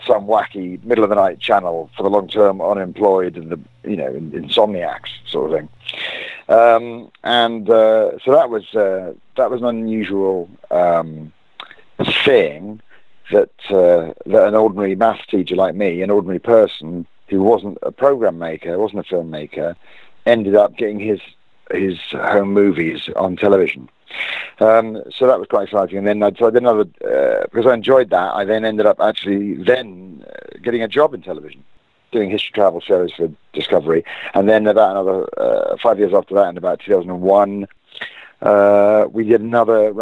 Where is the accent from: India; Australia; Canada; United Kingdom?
United Kingdom; As a British person